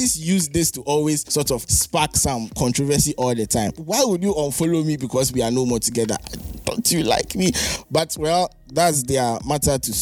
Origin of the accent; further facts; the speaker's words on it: Ghana; as a Ghanaian